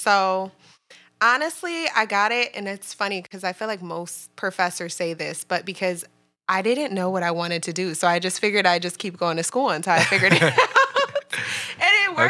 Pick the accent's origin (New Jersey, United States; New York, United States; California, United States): New Jersey, United States; I'm originally from Jersey in the house.